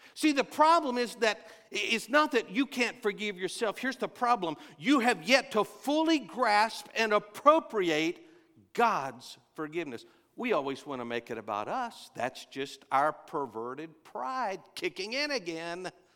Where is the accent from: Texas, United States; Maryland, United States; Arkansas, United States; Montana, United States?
Texas, United States; I'm from Texas